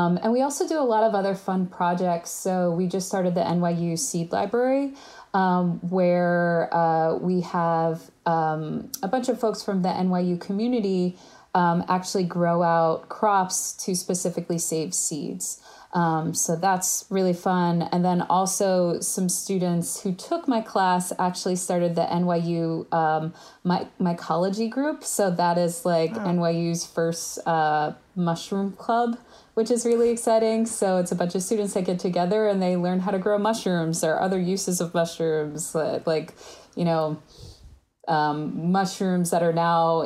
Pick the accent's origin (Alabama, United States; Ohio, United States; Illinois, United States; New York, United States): New York, United States; also born or lived in Berkeley, California; I'm from New York